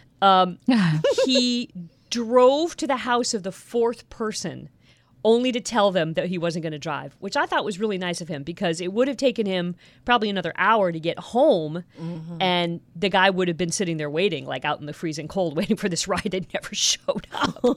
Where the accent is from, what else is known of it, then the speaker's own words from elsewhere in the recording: Toledo, Ohio, United States; moved away; also born or lived in Cincinnati; I grew up in Toledo, Ohio